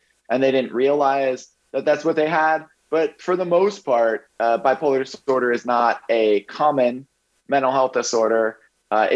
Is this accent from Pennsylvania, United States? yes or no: yes; Bethlehem, Pennsylvania, United States; I grew up in Bethlehem, Pennsylvania